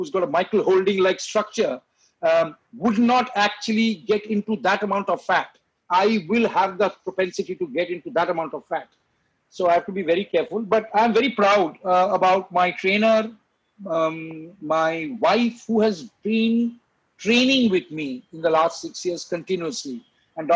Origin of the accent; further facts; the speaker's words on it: Kolkata, West Bengal, India; moved away as an adult; also born or lived in England; I'm a Bengali from Calcutta.